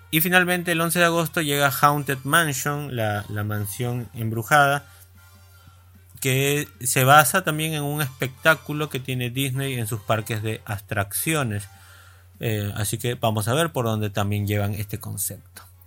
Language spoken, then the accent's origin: Spanish; Peru; tantos de los que eh, conducimos en la radio somos peruanos, esto es una radio de Perú